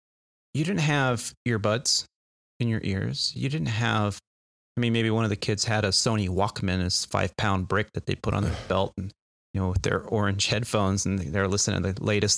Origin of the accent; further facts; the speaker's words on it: California, United States; I remember growing up in Northern California in a suburb town in the 80s and 90s.